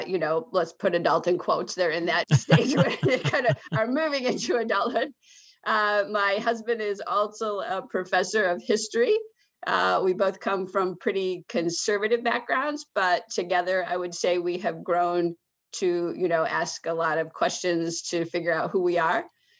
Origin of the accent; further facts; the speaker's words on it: Michigan, United States; I grew up largely in Michigan. Let's just leave it at that. I don't have the most stable childhood. I lived 11 places by the time I was 12, but most of those were in Michigan. I was born in Michigan